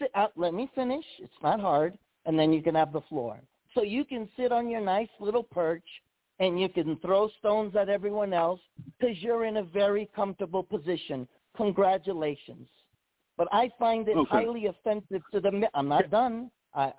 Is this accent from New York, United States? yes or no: yes; New York, United States; moved away; also born or lived in Hawaii; my home state of New York.